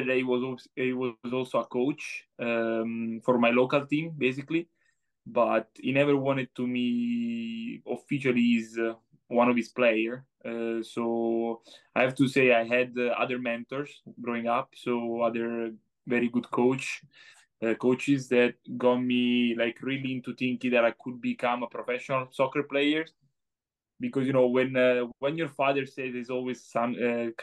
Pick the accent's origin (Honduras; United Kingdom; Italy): Italy; now in United States; as we say in Italy